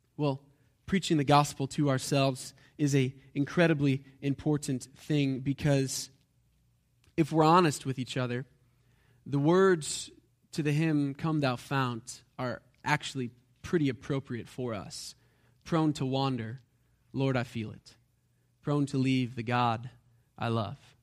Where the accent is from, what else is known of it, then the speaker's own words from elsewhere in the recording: United States; because we're American